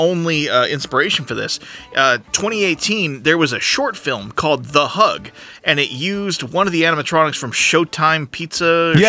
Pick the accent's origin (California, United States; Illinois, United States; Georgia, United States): California, United States; Southern; also born or lived in Fairfield, California; I went to several down in Southern California.